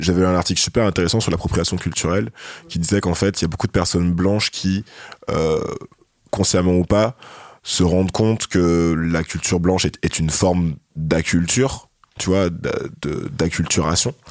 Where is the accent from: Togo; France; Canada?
France; c'est qu'on a grandi en France